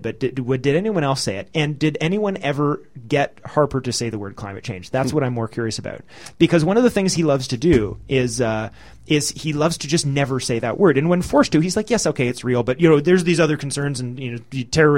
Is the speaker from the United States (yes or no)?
no; Canada